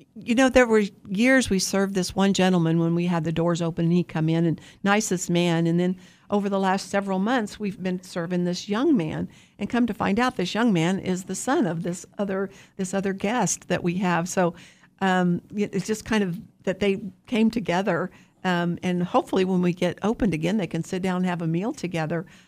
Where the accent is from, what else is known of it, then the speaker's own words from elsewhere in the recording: Wichita, Kansas, United States; I'm from Wichita.